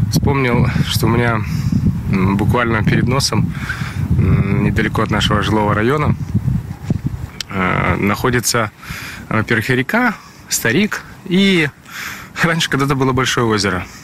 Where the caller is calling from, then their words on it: Mogilev, Mogilev Region, Belarus; из Могилева, Беларусь.